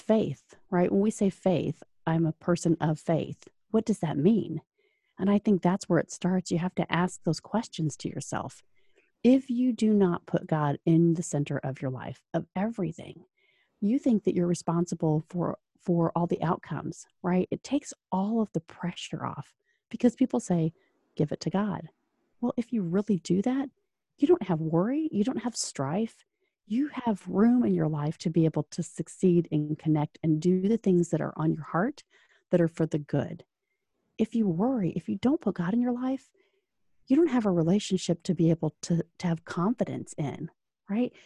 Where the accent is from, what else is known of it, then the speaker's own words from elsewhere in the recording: Orlando, Florida, United States; now in Indianapolis, United States; I was originally from Orlando, so, uh, you know, and a Florida native that moved to Indiana North